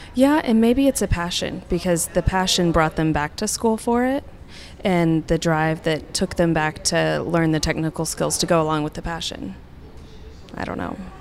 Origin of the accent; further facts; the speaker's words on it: Tulsa, Oklahoma, United States; moved away as an adult; I was from Tulsa